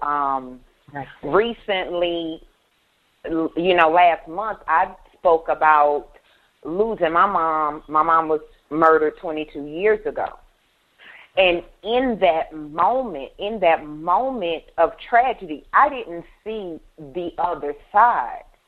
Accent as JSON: {"language": "English", "town": "Baton Rouge", "region": "Louisiana", "country": "United States", "said": "I am from Baton Rouge, Louisiana"}